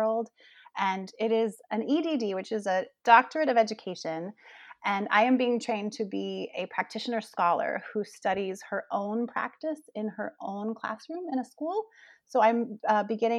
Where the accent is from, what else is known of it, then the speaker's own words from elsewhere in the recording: Gainesville, Florida, United States; moved away as an adult; also born or lived in Denver, Colorado / Framingham, Massachusetts; I made my way back home to my hometown here in Gainesville, Florida